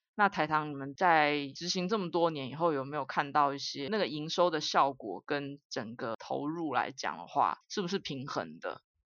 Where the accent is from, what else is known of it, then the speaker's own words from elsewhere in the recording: Taiwan; 我们台湾人一年吃掉这么多的糖哦